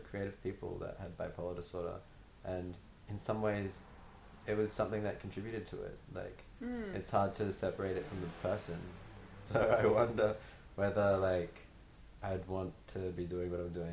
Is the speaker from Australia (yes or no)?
yes; Brisbane, Queensland, Australia; I've been here for my whole life